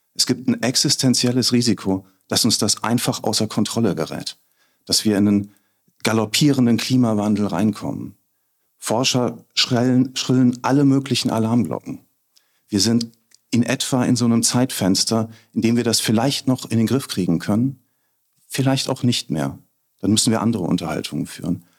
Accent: Bad Kreuznach, Rhineland-Palatinate, Germany; hier, wo ich geboren bin, aufgewachsen bin, lebe, alt werden will.

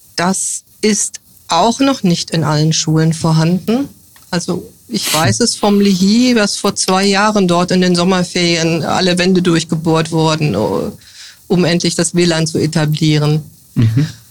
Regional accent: near the border with the GDR, northern Hesse, Germany; moved away as an adult; now in Bad Kreuznach, Germany; Geboren bin ich im Norden Hessens, in der Nähe der Grenze zur DDR. Dort habe ich 1983 mein Abitur gemacht

